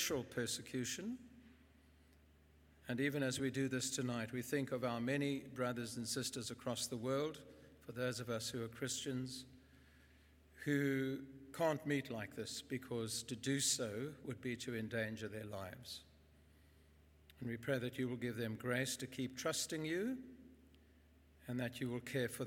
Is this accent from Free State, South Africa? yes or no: yes; Bloemfontein, Free State, South Africa; I grew up in Bloem. I went to school there. I went to university there.